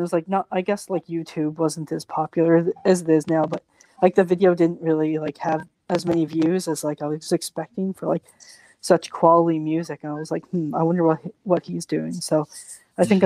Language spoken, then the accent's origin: English; Canada; also born or lived in Halifax, Nova Scotia; I'm Canadian. I live in Halifax, Nova Scotia at the moment.